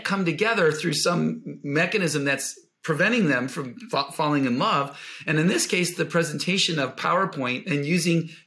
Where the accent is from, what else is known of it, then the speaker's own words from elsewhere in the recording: Buffalo, New York, United States; I grew up in Buffalo, New York